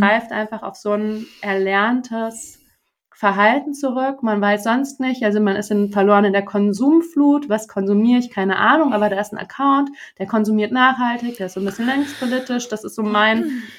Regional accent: Germany; für uns, ich glaube, als ähm, Deutsche

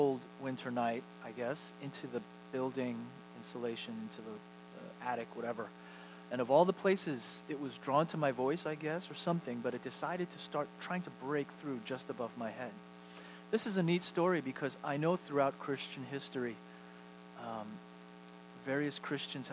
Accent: New York, United States; moved away as an adult; also born or lived in Seattle; now in Texas, United States; I have not returned home as a resident, as a New Yorker anymore. I can't even rightfully call myself a New Yorker.

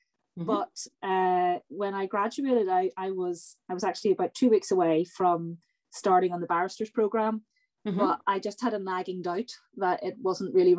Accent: Northern Ireland, United Kingdom; moved away; also born or lived in Belfast; I grew up in Northern Ireland in the 1970s, 1980s. I went to university in Belfast in the mid-1990s

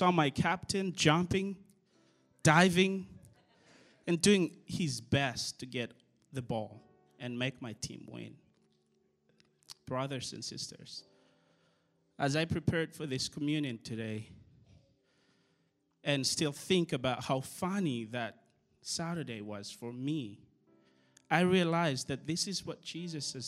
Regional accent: Madagascar; now in United States; I'm from Madagascar

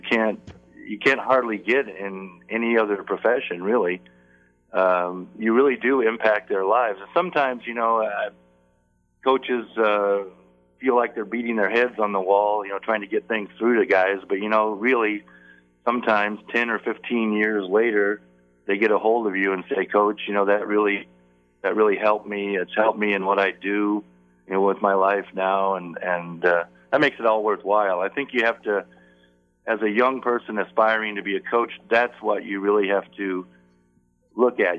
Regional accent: Phoenix, Arizona, United States; I, I grew up in Phoenix at, at a time when Phoenix was really a small

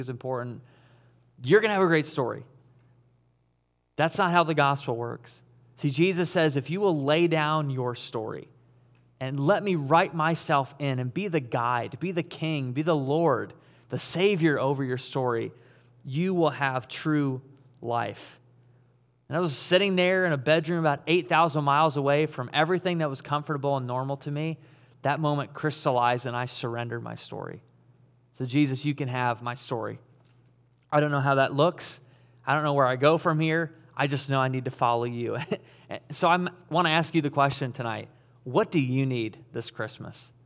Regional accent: Caledonia, Michigan, United States; moved away as an adult; also born or lived in Auckland, New Zealand; I grew up in West Michigan. I grew up in Caledonia.

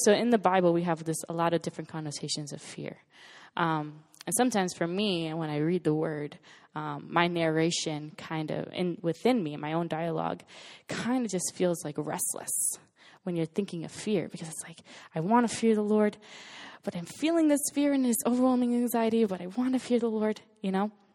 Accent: West Palm Beach, Florida, United States; moved away as an adult; now in Los Angeles, United States; I'm from West Palm Beach, Florida. And, um, grew up there for eighteen years of my, actually twenty-three years of my life

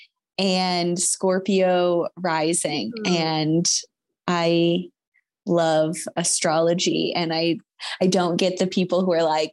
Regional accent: Michigan, United States; I grew up in Michigan

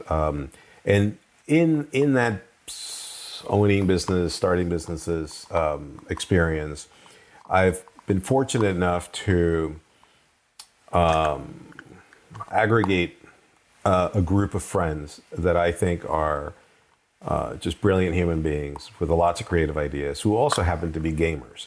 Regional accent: Venezuela; also born or lived in Colombia; now in United States; I grew up in Venezuela, sort of, and Colombia

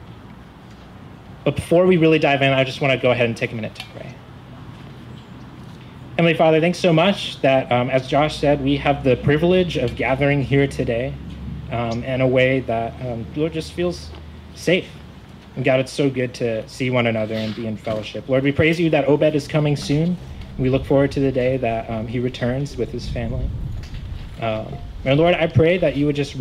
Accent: Florida, United States; moved away; I was born and raised in Florida

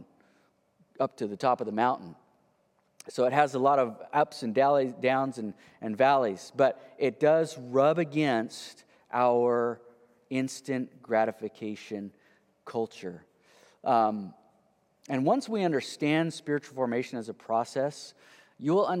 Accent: United States; the American, you know, entrepreneurial people we are

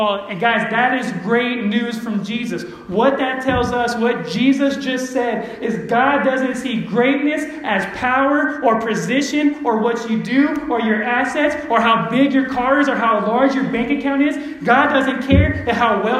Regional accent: Empire, California, United States; I'm from Empire

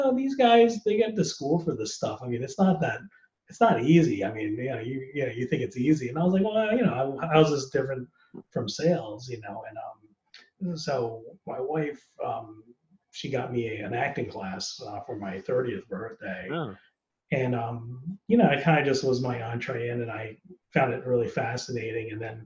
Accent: United States; first language Chinese; English is a second language; Even though I was born in the country, my parents were immigrants

